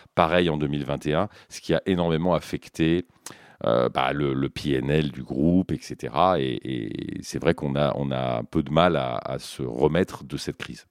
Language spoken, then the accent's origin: French; Brittany, France; also born or lived in Canada / Brazil / United States; je suis breton